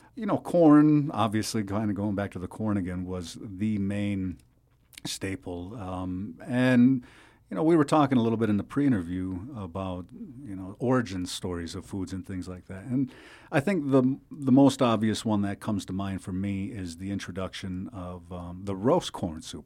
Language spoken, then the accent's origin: English; Seneca Nation, New York, United States; I'm from the Seneca Nation